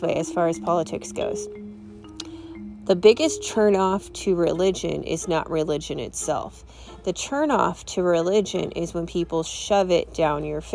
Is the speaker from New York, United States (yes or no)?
no; California, United States; I grew up in California